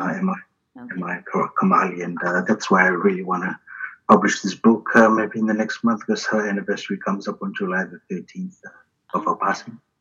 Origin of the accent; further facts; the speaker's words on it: Suva, Central Division, Fiji; moved away as an adult; now in New Zealand; I grew up in Fiji 17 years uh, in a uh, house in Samambula North, Tumbo Street in Suva which is the capital of Fiji